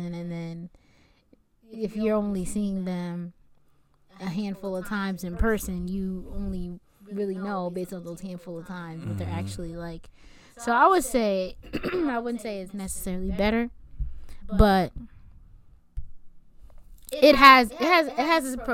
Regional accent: Delaware, United States; I'm from Delaware, and Delaware is very small. Everybody knows everybody

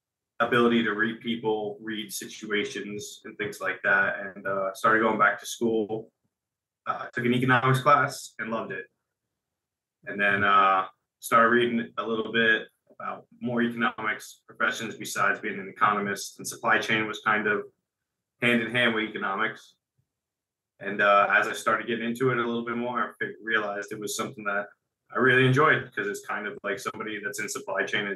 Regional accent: central New Jersey, United States; I'm from New Jersey, central New Jersey. Grew up in a blue-collar family.

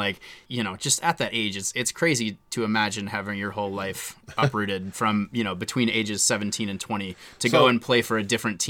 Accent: Midwest, United States; moved away; I come from the Midwest

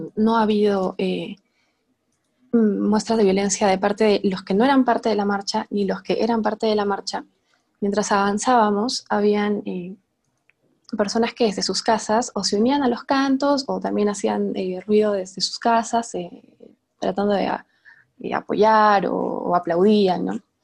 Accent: Arequipa, Peru; Yo soy de Arequipa

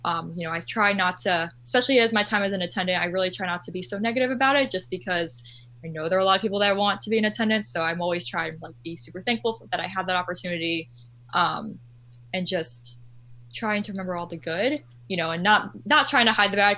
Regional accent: Orlando, Florida, United States; I'm one of those people that is from Orlando and lives in Orlando my whole life

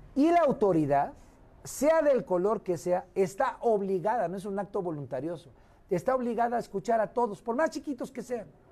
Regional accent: Guerrero, Mexico; now in Mexico City, Mexico; regresar a mi, a mi patria chica, a mi madre chica que es Guerrero

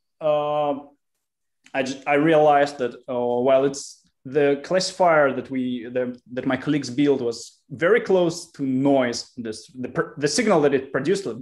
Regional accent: Russia; also born or lived in Israel / Canada; I lived in Israel for 4 years, then a year and a half in Canada, and then went back to Russia. So I made world around in childhood. And then I was growing up in Russia

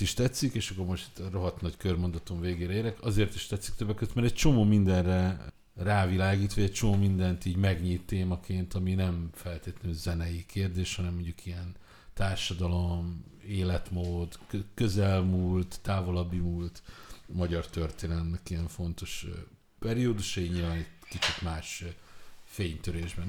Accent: Budapest, Hungary; én Mátyás Söldön nőttem fel

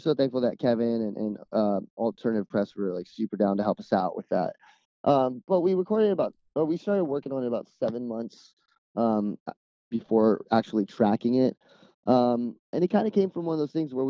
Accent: Dominican Republic; now in California, United States; growing up in the Dominican Republic

